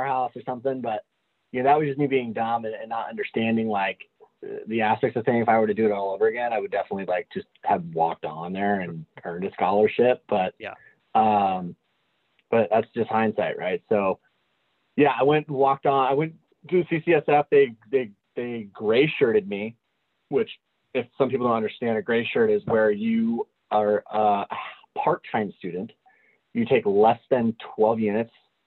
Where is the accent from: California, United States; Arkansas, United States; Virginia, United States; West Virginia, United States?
California, United States; San Jose; also born or lived in Gilroy, California; I was born and raised in San Jose. I was in San Jose all the way up until I was the age of like 8.